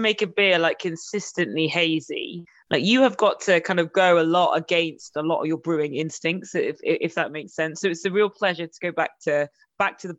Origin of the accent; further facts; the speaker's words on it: Nottingham, East Midlands, United Kingdom; I'm from Nottingham